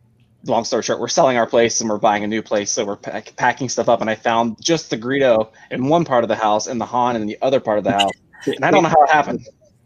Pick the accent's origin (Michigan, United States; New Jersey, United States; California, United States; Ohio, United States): Ohio, United States; when I was growing up in Ohio, we went to watch the Columbus Clippers in Little League